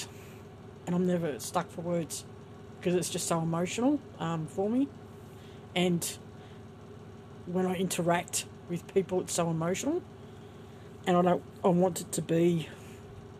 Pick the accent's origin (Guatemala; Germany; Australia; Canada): Australia